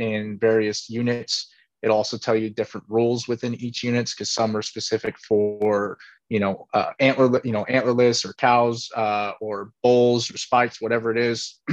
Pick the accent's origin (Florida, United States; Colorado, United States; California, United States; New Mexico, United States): California, United States; Being from California